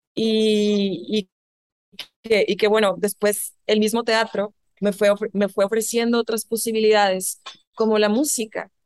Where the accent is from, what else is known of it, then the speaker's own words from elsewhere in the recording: northern Mexico, Mexico; accent: norteño; moved away as an adult; also born or lived in New York / Barcelona; now in Mexico City, Mexico; mi tono norteño y lo que quieras, más marcado en ese entonces